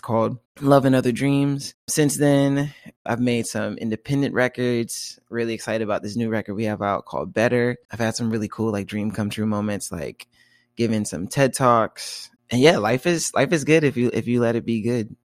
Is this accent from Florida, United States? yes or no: yes; Tallahassee, Florida, United States; moved away as an adult; now in Seattle, United States; I'm from Tallahassee, Florida, small college town, and I've just moved to Seattle, Washington.